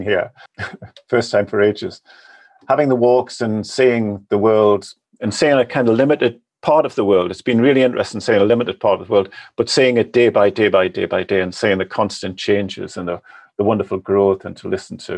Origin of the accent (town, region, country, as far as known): the North East, North East England, United Kingdom; accent: Northern; moved away